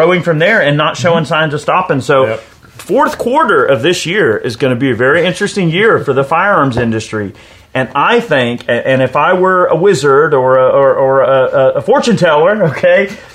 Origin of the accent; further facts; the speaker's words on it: United States; proud to be an American